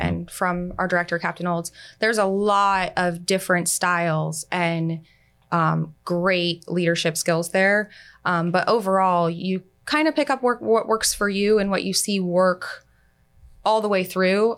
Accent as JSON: {"language": "English", "area": "Pasco County", "region": "Florida", "country": "United States", "tie": "born or raised there", "said": "I'm actually from Pasco County"}